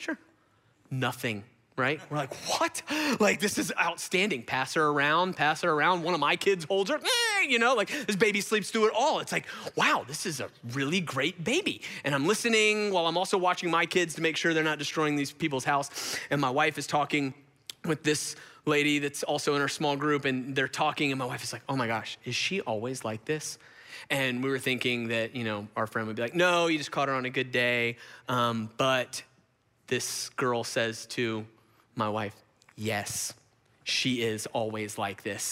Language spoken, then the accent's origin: English; Gwinnett, Georgia, United States; I grew up in Gwinnett.